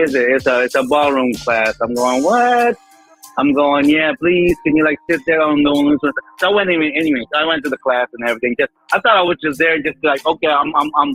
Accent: Philippines; me being Filipino, we got that Latin touch

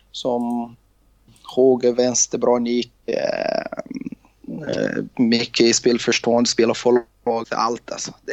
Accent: Rio de Janeiro, Brazil; Swedish is a second language; Eh, från Rio de Janeiro. Eh, ja. Och faktiskt har jag älskat Juventus Real Madrid. Eh, det haft jag när jag var liten i Brasilien.

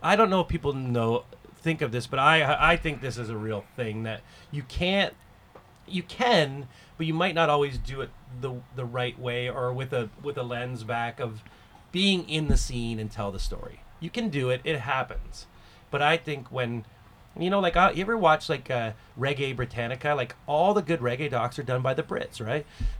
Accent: Canada; And I think that perspective of being a Canadian and being an outsider, it helped.

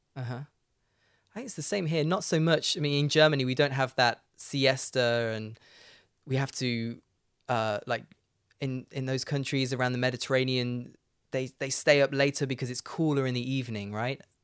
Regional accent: Leicester, East Midlands, United Kingdom; moved away as an adult; Leicester, where I'm from, is the furthest away you can get from the sea in Britain

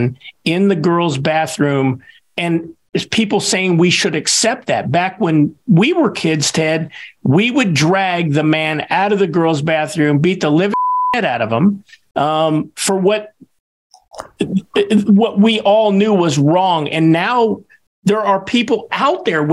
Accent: Kansas, United States; Kansas, my home state

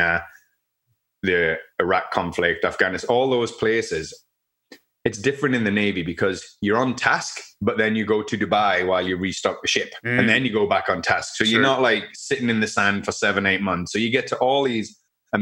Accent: Newcastle upon Tyne, North East England, United Kingdom; moved away as an adult; now in Canada; some friends that are actually from my hometown in the UK

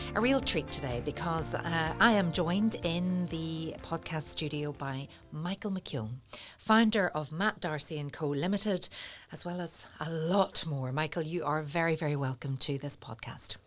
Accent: North Coast, Northern Ireland, United Kingdom; I'm from the North Coast

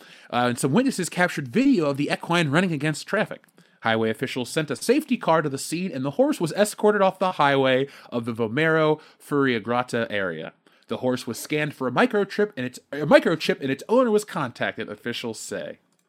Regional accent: Buffalo, New York, United States; I'm from Buffalo.

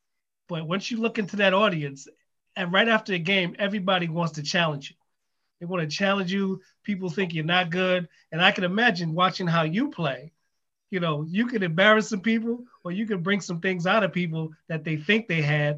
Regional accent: New York City, New York, United States; I grew up in Rucker Park. That's where I grew up. I'm from Harlem. I grew up in Rucker Park.

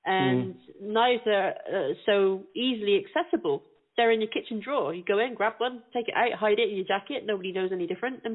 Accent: United Kingdom; we don't have guns here. We're a gun-free country

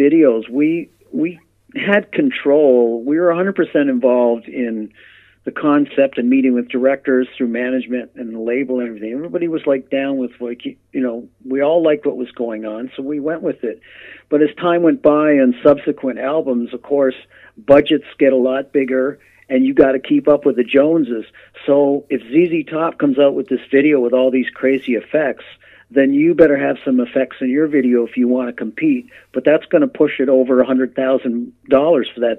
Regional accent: Canada; we're from Canada

